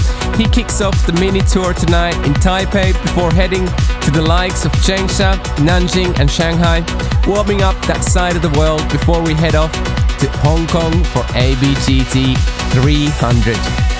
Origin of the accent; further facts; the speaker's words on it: London, United Kingdom; You can catch … in my hometown of London tomorrow